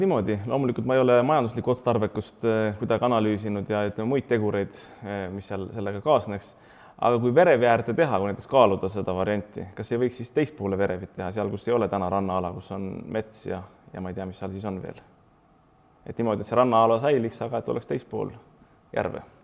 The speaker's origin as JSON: {"language": "Estonian", "country": "Estonia"}